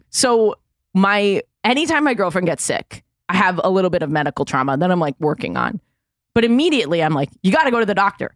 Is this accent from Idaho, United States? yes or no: no; New York City, New York, United States; I'm from Manhattan